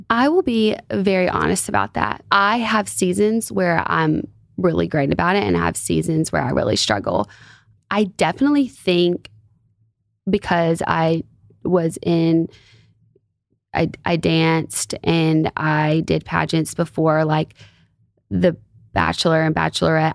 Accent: Alabama, United States; where I'm from Alabama

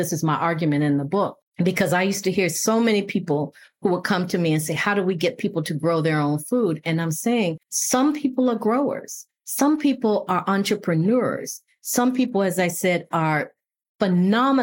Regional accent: Buffalo, New York, United States; moved away; also born or lived in rural Virginia; I grew up in Buffalo, New York, but I also grew up in rural Virginia

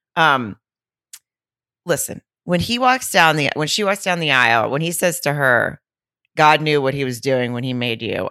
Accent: Arkansas, United States; moved away; my hometown in Arkansas, in Lowell, Arkansas

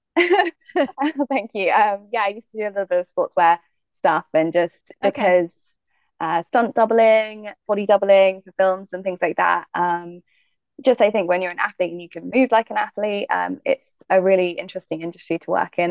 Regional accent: Manchester Parish, Jamaica; moved away; also born or lived in United States; I was, yeah, raised in Jamaica, in um, the hills, in Manchester which is where my family are from

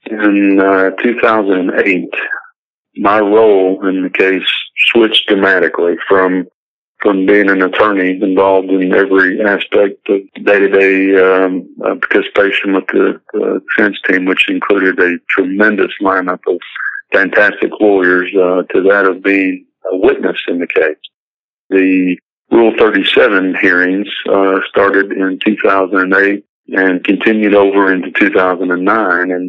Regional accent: Perryville, Arkansas, United States; Perryville, my, my hometown

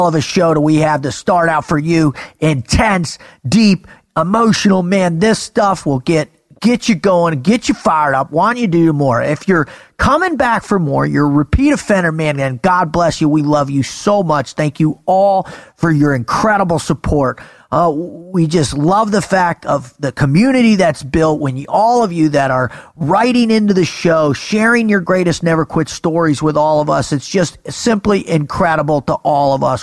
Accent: South Florida, United States; I grew up in South Florida on the water

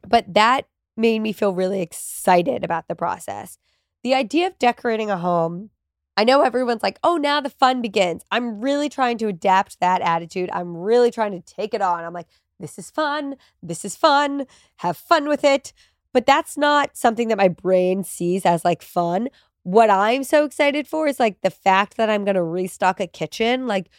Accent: New Jersey, United States; moved away; also born or lived in New York; my family, when we moved to New Jersey when I was 3 from New York, my parents still live in that house.

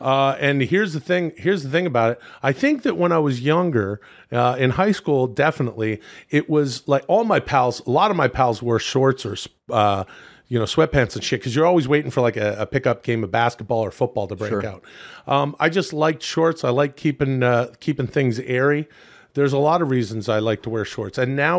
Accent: Vancouver, British Columbia, Canada; I grew up in Canada, and it doesn't get super cold on the west coast of Canada.

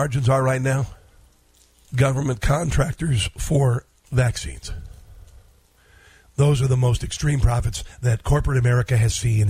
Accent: Midwest, United States; I come from the Midwest, and my first time working in fields was 11 years old.

